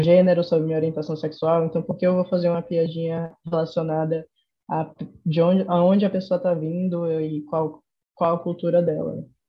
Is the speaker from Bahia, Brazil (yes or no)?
yes; Salvador, Bahia, Brazil; accent: Nordestino; eu notei que eu estava disfarçando muito meu sotaque para não notarem que eu era daqui